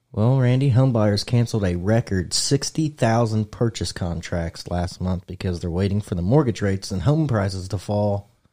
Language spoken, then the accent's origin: English; United States; I'm American